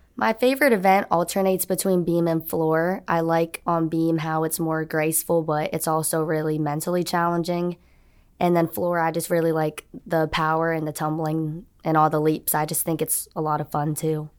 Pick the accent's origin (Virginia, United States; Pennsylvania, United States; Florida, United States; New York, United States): Florida, United States; Orlando; moved away as an adult; now in Auburn, United States; I'm from Orlando, Florida, so I wanted to be close to home